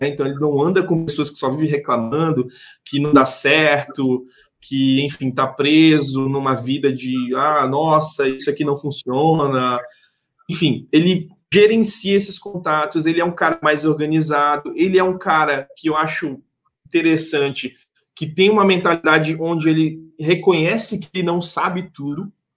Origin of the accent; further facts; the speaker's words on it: Porto Velho, Rondônia, Brazil; A gente é aqui mesmo de Porto Velho